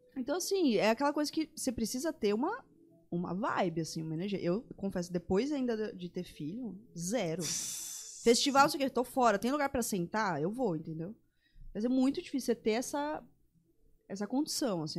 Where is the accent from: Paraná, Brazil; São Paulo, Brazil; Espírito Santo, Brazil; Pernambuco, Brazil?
São Paulo, Brazil; moved away as an adult; now in Campo Grande, Brazil; Eu que nasci em São Paulo, vivi lá a vida inteira.